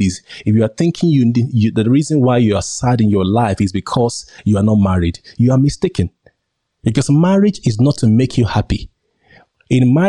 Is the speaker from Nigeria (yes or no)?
yes; Nigeria; accent: local; As you can see, I'm a Nigerian.